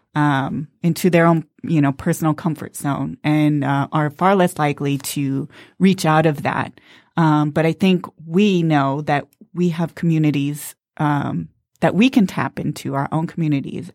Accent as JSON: {"language": "English", "town": "Los Angeles", "region": "California", "country": "United States", "tie": "born or raised there", "moved": "yes", "lives_now": "Detroit, United States", "said": "I grew up on the West Coast, mostly in Los Angeles"}